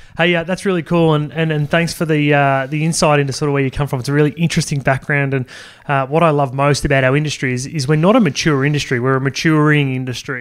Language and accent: English; Sydney, New South Wales, Australia; I grew up in Sydney